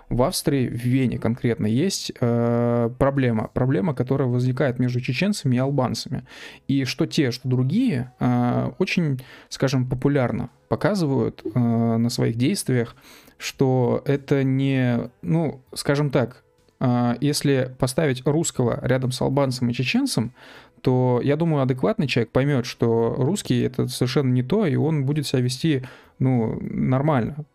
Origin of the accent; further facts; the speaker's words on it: Ussuriysk, Primorsky Krai, Russia; Я из Уссурийска, в группе у меня были ребята из Дальнего Востока, Сибири и две чешки.